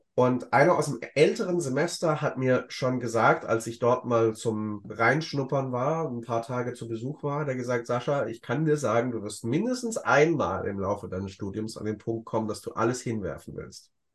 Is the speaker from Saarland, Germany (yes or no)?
no; Ludwigsburg, Baden-Württemberg, Germany; in Ludwigsburg, in meiner Heimat